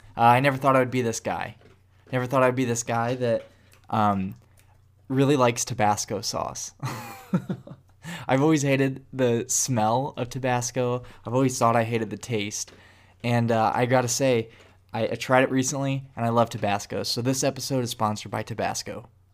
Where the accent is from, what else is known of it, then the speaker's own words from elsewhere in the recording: Illinois, United States; now in Atlanta, United States; I'm from Illinois